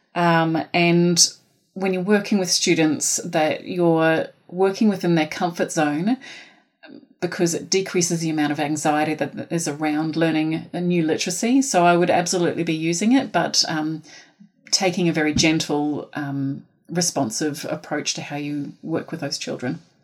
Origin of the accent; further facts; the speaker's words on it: New Zealand; accent: Kiwi; now in Australia; I am from Aotearoa